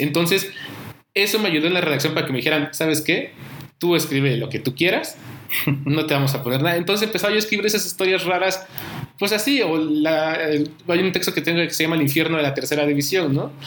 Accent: Oaxaca, Mexico; moved away; yo soy de Oaxaca, comencé haciendo periodismo allá

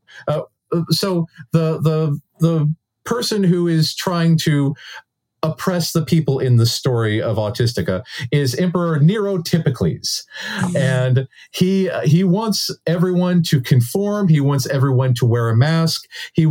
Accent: United States; we as Americans

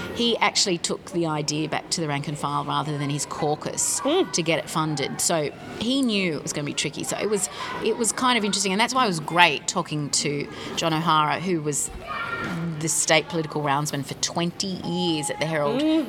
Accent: Sydney, New South Wales, Australia; moved away as an adult; also born or lived in California / France / Sweden; my hometown was the Sydney Opera House

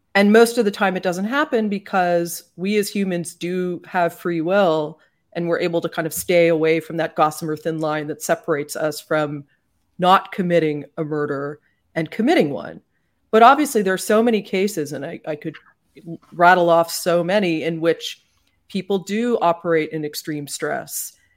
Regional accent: Canada; now in United States; I'm Canadian, and I feel like that just informs everything about how I look at certain things in America, often with bafflement, and sometimes, I suppose, yes, with a more progressive approach, because Growing up in Canada

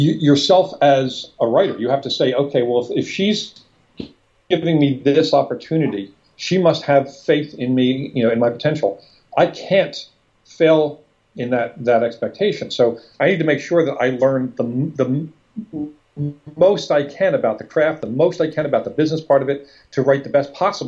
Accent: Philadelphia, Pennsylvania, United States; moved away as an adult; now in Del Mar, United States; We're up in Philadelphia. I've lived in California for 4 years

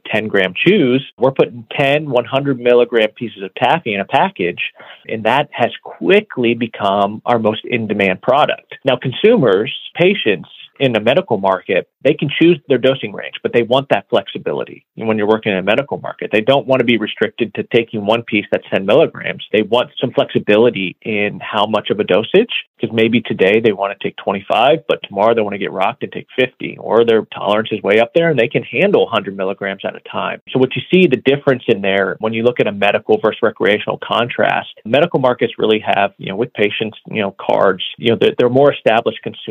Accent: Ohio, United States; moved away; also born or lived in Colorado; I'm from the Midwest, back in Ohio

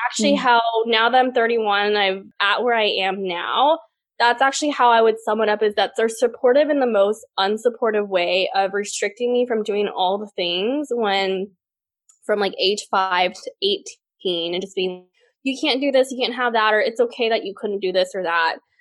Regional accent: Port Lavaca, Texas, United States; also born or lived in Taiwan; now in Austin, United States; I grew up in this super small town called Port Lavaca, Texas, with a population of 10,000 people

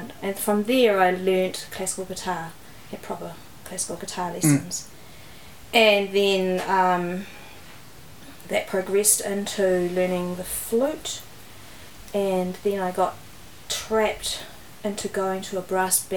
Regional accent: Waikato, New Zealand; now in Wellington, New Zealand; I grew up in the Waikato

